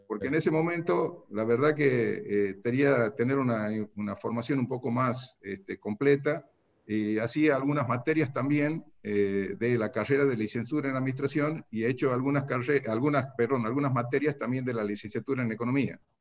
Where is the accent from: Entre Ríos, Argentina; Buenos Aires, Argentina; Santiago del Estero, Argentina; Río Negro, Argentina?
Santiago del Estero, Argentina; accent: santiagueña; moved away as an adult; also born or lived in Tucumán; now in San Miguel de Tucumán, Argentina; he nacido en Santiago, he hecho mi escuela primaria y secundaria en Santiago del Estero